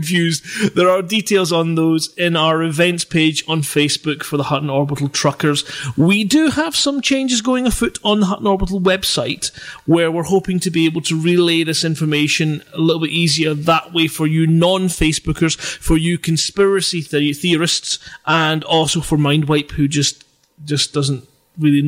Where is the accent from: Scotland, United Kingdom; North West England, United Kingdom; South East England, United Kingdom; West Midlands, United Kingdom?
Scotland, United Kingdom; as a Scotsman, you know, and having worn a kilt as a true Scotsman